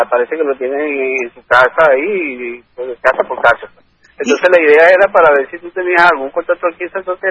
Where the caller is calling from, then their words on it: Santa Teresa, Miranda, Venezuela; Soy el de de Santa Teresa. Estoy eh, del municipio de Independencia.